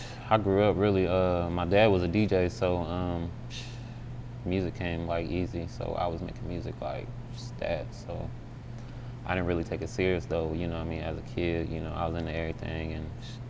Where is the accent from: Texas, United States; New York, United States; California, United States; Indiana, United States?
Indiana, United States; Indianapolis; bro was from Indianapolis, shit, my hometown. Well, you know what I mean? Well, I'm from Indiana, really